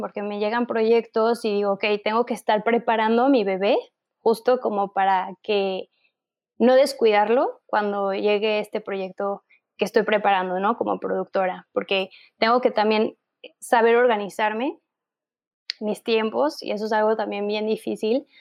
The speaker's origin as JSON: {"language": "Spanish", "country": "Mexico", "said": "nuestro país de donde somos, ¿no? Que es México"}